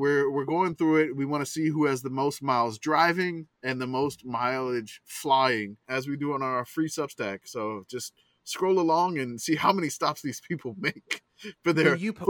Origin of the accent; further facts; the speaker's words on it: the South, United States; I'm from the South, so no.